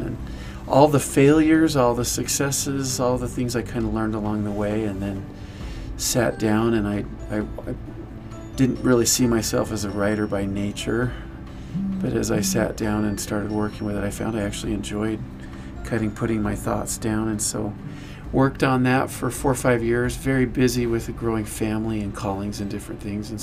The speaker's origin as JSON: {"language": "English", "town": "Layton", "region": "Utah", "country": "United States", "tie": "born or raised there", "said": "I grew up in Layton, Utah"}